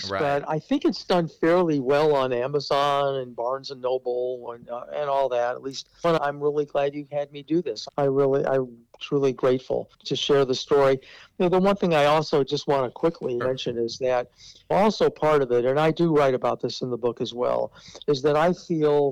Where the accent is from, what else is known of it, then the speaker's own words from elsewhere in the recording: Omaha, Nebraska, United States; as a Jewish person growing up in Omaha